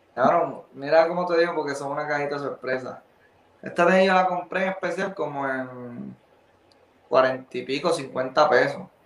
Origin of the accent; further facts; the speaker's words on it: Arecibo, Puerto Rico; yo soy de Arecibo